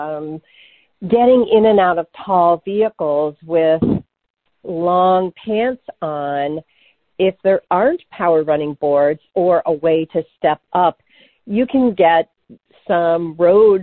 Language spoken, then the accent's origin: English; New England, United States; When I was a kid growing up in New England, my family had a Wagoneer